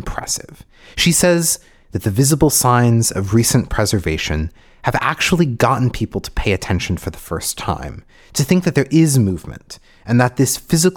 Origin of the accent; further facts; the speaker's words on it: United States; My mom is Bulgarian, but I was raised in America